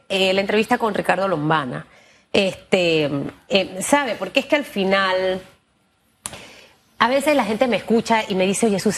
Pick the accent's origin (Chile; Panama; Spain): Panama; como panameño para mi país.